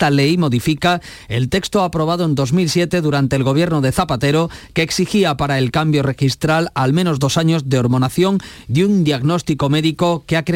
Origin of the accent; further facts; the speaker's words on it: Almería, Andalusia, Spain; mi tierra, Almería.